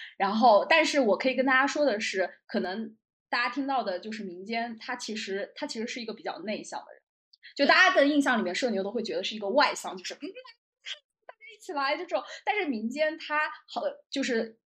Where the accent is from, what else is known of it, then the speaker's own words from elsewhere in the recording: Jiangsu-Zhejiang-Shanghai area, China; 因为我是江浙沪人士嘛